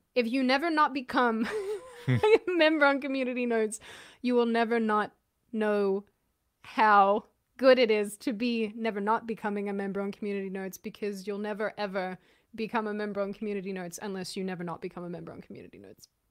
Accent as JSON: {"language": "English", "country": "Australia", "also_born_or_lived": "Auckland", "moved": "yes"}